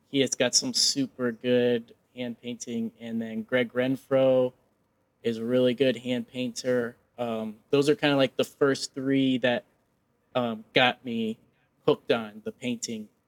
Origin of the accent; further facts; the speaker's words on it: Nebraska, United States; Oh man, I love seafood, and I'm from Nebraska, so it's it's a struggle.